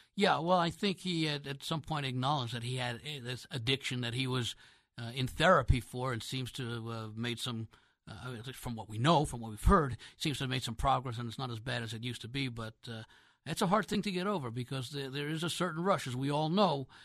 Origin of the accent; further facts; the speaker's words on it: New York area, United States; I grew up in the New York area